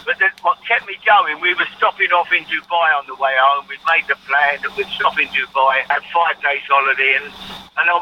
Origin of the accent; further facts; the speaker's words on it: London, United Kingdom; growing up in the East End of London